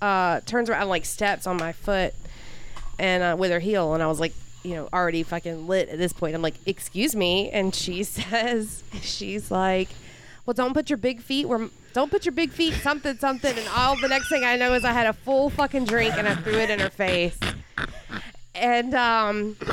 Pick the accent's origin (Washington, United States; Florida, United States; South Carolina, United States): Florida, United States; Newberry; also born or lived in Gainesville, Florida; I was born in Gainesville, I grew up in Newberry